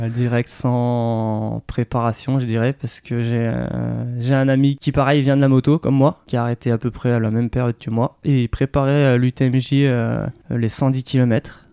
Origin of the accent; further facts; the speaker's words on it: Annecy, Auvergne-Rhône-Alpes, France; also born or lived in Mâcon; now in Saône-et-Loire, France; on s'est vite euh, séparés, expatriés du côté de Haute-Savoie. Euh, aux alentours d'Annecy. Euh, donc j'ai fait mon enfance, euh, scolarité